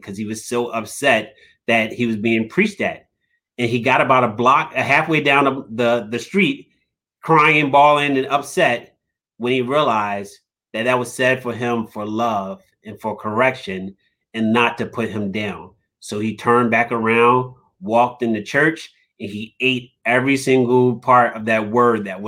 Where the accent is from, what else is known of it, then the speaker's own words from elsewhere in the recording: Philadelphia, Pennsylvania, United States; I'm from South Philly, so I got this South Philly swagger and this South Philly grit, and I'm this tough kid from South Philly